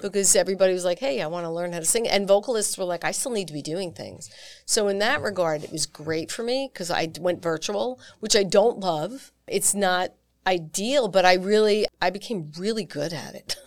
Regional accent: New York, United States; also born or lived in Long Island / Manhattan / Syracuse; I grew up on the East Coast in New York

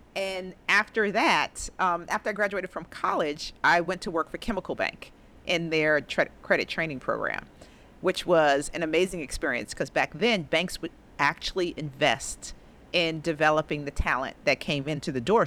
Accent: New York City, New York, United States; also born or lived in Harlem, New York City; I grew up in the Bronx, attended the Bronx High School of Science

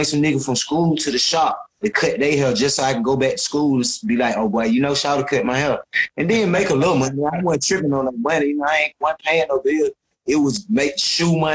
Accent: Atlanta, Georgia, United States; I'm from Cascade, the middle part, you know, that's the hood

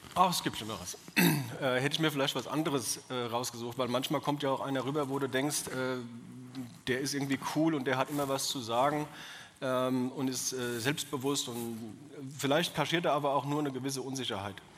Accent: Odenwald, Germany; accent: Odenwälderisch; also born or lived in Bavaria; Ich bin äh, kein bewusster Odenwälder. Ich meine, wo suchst du dir das aus, wo du geboren bist

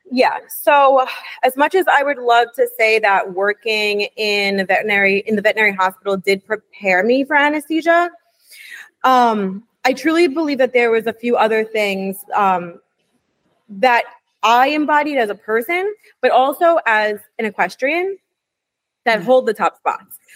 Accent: New York City, New York, United States; I grew up in New York City.

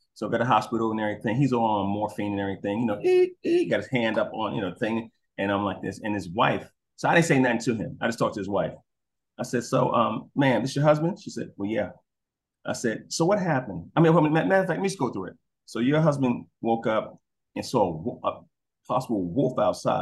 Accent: New York City, New York, United States; moved away; also born or lived in Georgia; I'm a city boy, I'm from Brooklyn

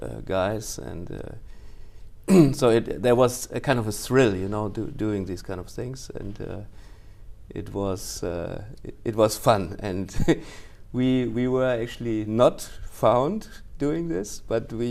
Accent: Cologne, North Rhine-Westphalia, Germany; English is a second language; moved away as an adult; now in Japan; I was born in Cologne, the first 7 years in Cologne

